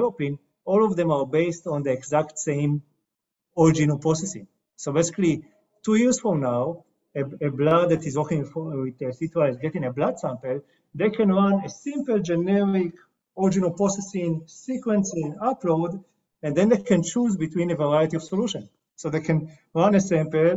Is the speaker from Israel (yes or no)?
yes; Israel; I'm coming from Israel.